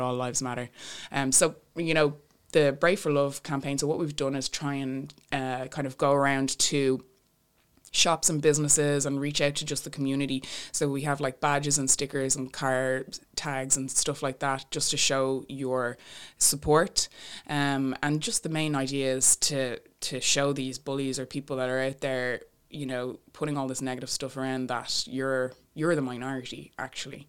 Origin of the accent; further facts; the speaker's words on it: Bray, Leinster, Ireland; my hometown in Bray